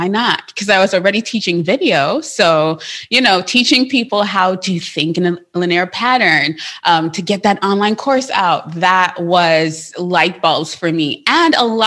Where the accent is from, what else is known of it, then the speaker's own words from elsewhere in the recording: Trinidad & Tobago; now in United States; I'm from Trinidad. I was born there. And so because of that, I have an accent.